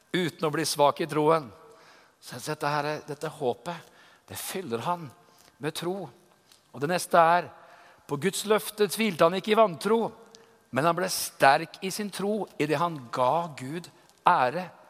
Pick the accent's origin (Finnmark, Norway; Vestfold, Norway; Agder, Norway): Vestfold, Norway; Tønsberg; Jeg er fra Tønsberg